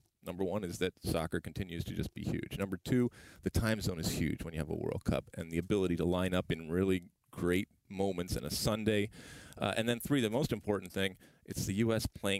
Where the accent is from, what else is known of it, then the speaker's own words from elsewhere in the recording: Detroit, Michigan, United States; I grew up in Detroit, and so we used to be able, when you could just go back and forth, we'd go over there